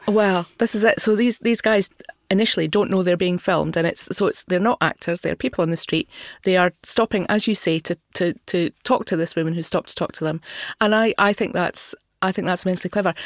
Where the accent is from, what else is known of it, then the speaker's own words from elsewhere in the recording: Scotland, United Kingdom; I had difficulty myself as a Scottish person. I'm not from Glasgow.